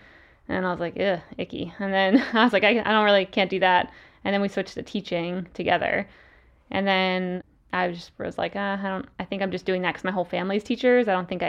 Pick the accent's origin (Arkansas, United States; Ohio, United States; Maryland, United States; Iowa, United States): Maryland, United States; Salisbury; The Eastern Shore of Maryland. So the exact almost opposite side of the U.S., like the coast near the beach.